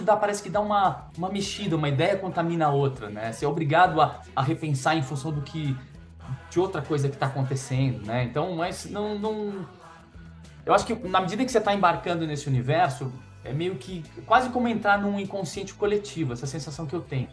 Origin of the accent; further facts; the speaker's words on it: Brazil; eu sou brasileiro